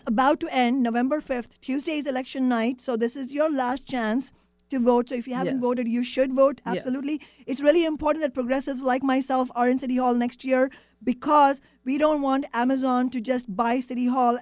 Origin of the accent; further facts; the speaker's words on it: India; now in Washington, United States; I come from India